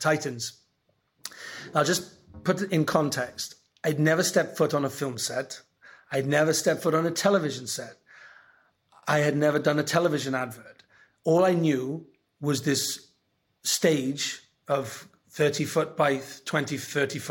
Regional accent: Wales, United Kingdom; I'm Welsh

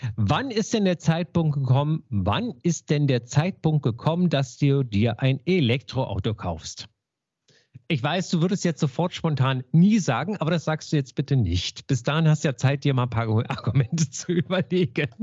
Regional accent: Berlin, Germany; Ich bin ja in Marienfelde groß geworden hier in Berlin

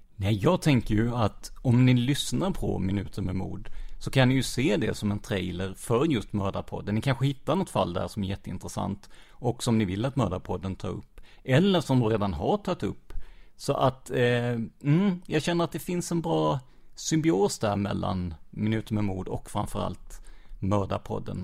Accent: Rödeby, Blekinge, Sweden; also born or lived in Karlskrona; jag är ju uppvuxen i, i Rödeby

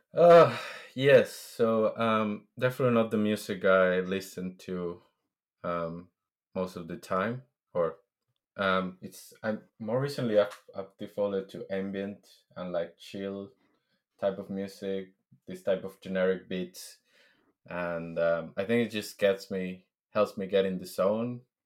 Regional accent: Venezuela; moved away as an adult; now in London, United Kingdom; I am originally from Venezuela.

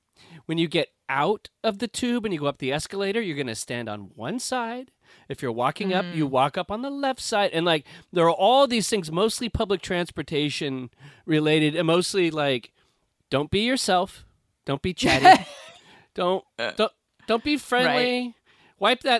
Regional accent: California, United States; I'm from California.

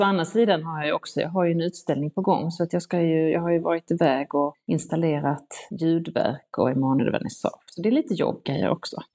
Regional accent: Ängelholm, Skåne, Sweden; also born or lived in Stockholm / London; så att de köpte ett sextiotalsmotell i Ängelholm och flyttade dit

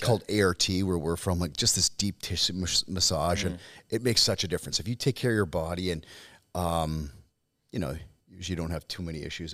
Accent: Saskatchewan, Canada; I'm from Saskatchewan

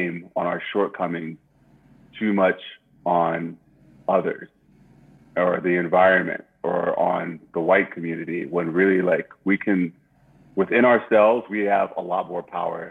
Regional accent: Richmond, Virginia, United States; also born or lived in Plainfield, New Jersey / Liberia; growing up in Richmond.

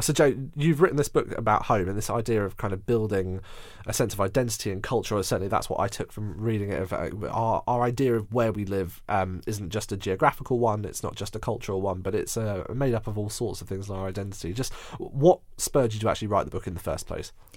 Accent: Surbiton, London, United Kingdom; moved away; I was born and raised there, so I know Surbiton so very well with all of its eccentricities

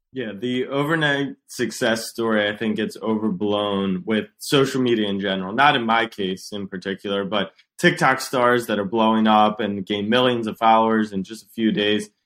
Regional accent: Baltimore, Maryland, United States; moved away as an adult; also born or lived in Austin, Texas; I'd grown up going to Ravens games, Orioles

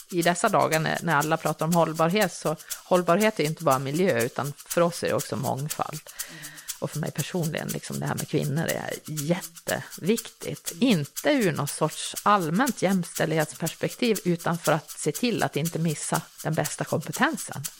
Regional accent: Vansbro, Dalarna County, Sweden; jag är uppvuxen i Vansbro i Dalarna som jag misstänker hörs på dialekten.

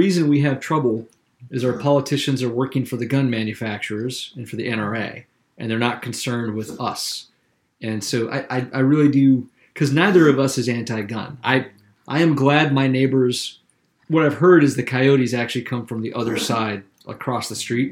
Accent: Columbia, South Carolina, United States; moved away as an adult; also born or lived in Charleston, South Carolina; now in Maine, United States; I'm from the capital city. I'm from Columbia. And when I got older, I moved to Charleston

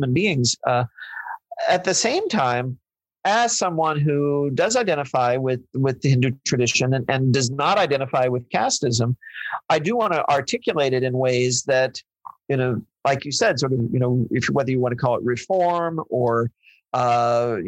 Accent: Missouri, United States; I grew up in Missouri

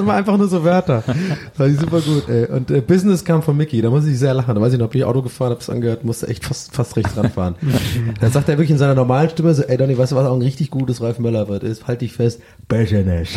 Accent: Cologne, North Rhine-Westphalia, Germany; Ich bin Kölner, ich komme aus Köln

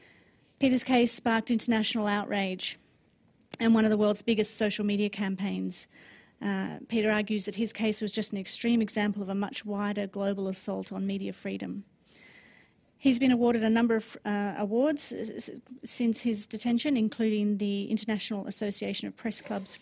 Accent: Australia; now in Copenhagen, Denmark; I'm the Australian ambassador to Norway, also Denmark and Iceland, and I'm actually based in Copenhagen

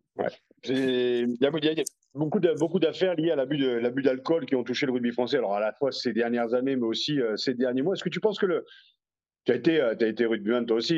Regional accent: France; on est français

